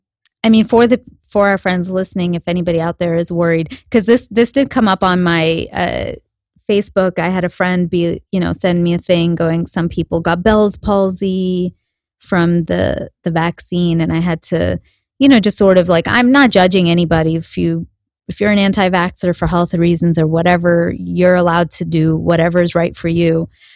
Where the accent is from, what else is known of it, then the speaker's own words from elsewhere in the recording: India; I know, because I'm Indian and I know what the actual size of food is supposed to be. When you go to India, you see like apples, they're like this